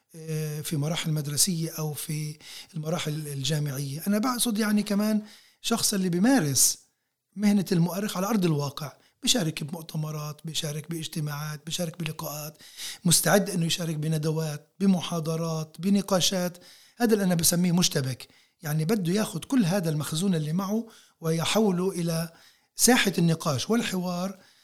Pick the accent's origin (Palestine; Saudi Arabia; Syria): Palestine; احنا كفلسطينيين موجودين هون على هاي الارض بشكل متواصل منذ آلاف السنين